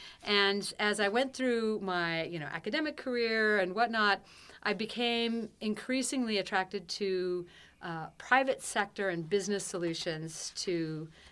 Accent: Seattle, Washington, United States; I grew up in Seattle, Washington.

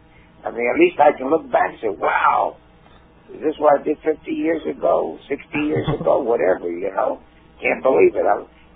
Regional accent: Baltimore, Maryland, United States; moved away as an adult; also born or lived in Hollywood, California; And I'm from Baltimore, Maryland.

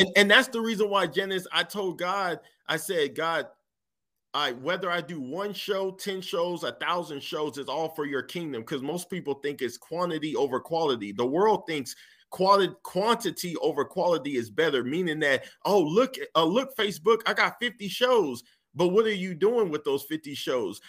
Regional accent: United States; I'm an American

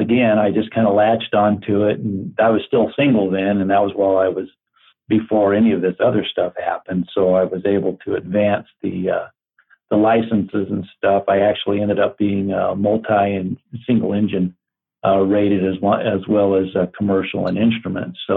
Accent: Glendale, Arizona, United States; also born or lived in Payson, Arizona; Growing up in Glendale, I was right across the street from the Glendale Municipal Airport

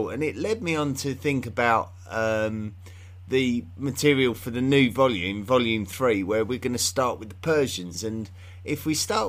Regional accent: England, United Kingdom; I have an unusual accent in the fact that I'm from England

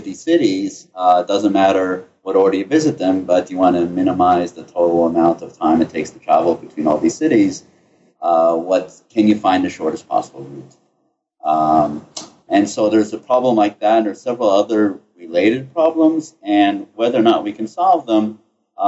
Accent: United States; moved away as an adult; also born or lived in Ithaca, New York / Cambridge, Massachusetts / Chicago, Illinois; now in Atlanta, United States; I grew up in the New York City, New Jersey area

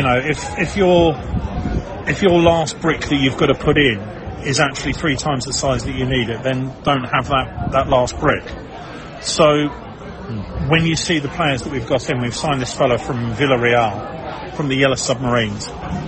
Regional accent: Brighton, South East England, United Kingdom; I'm from Brighton, you know, who knows what goes.

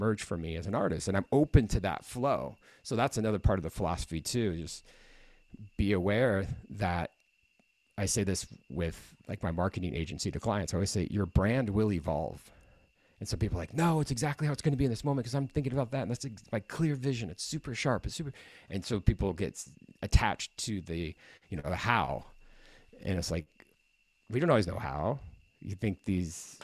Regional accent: Midwest, United States; moved away as an adult; also born or lived in California; now in San Diego, United States; why did I come from the Midwest?

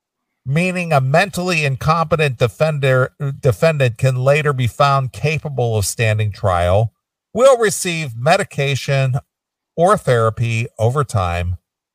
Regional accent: England, United Kingdom; being I'm from England and … is an Englishman.

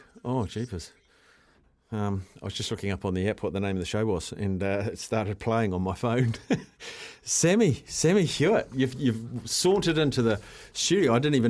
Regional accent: Whangarei, Northland, New Zealand; Hamilton should have been first choice after Auckland, and I'm from Whangarei. There will be a big crowd for the Black Ferns matches up here.

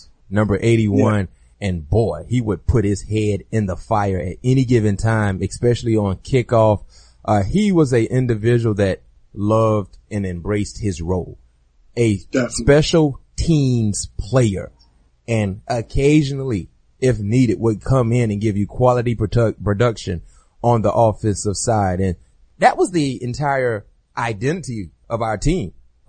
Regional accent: South Florida, United States; moved away as an adult; I'm a South Florida kid

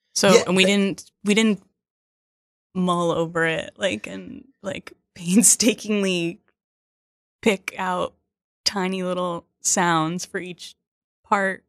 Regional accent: Hawthorne, New Jersey, United States; also born or lived in Seattle; now in Brooklyn, United States; a little town called Hawthorne.

